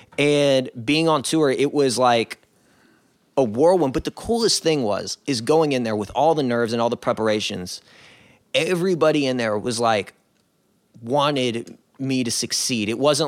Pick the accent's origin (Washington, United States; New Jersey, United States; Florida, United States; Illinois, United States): Illinois, United States; Chicago; born there; I was born in Chicago.